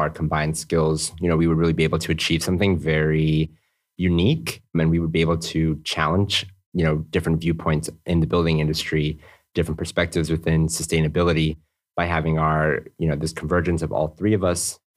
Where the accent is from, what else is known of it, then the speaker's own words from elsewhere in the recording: New Mexico, United States; moved away as an adult; now in Copenhagen, Denmark; I'm uh, from the US, originally from New Mexico.